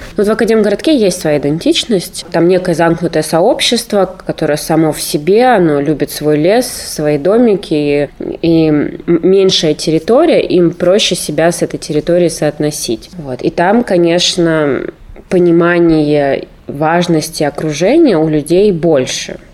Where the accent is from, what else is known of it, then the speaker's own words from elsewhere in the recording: Novokuznetsk, Kemerovo Oblast, Russia; moved away as an adult; also born or lived in Prokopyevsk; now in Novosibirsk, Russia; Я родом из Новокузнецка, вообще из города Прокопьевска, если быть точным, но считаю себя новокузнечанкой до сих пор, хотя не живу там с окончания школы